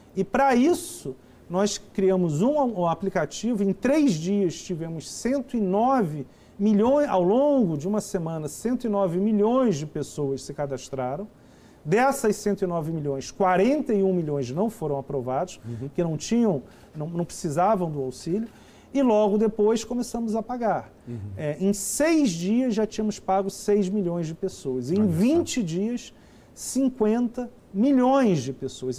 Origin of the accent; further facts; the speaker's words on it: Rio de Janeiro, Brazil; also born or lived in São Paulo; now in Brasília, Brazil; eu sou carioca, morei 15 anos em São Paulo, estou há 3 anos em Brasília